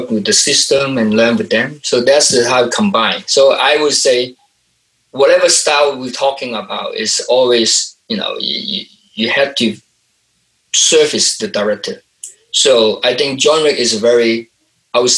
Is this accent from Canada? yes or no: no; Hong Kong; moved away; I'm from Hong Kong and I'm working here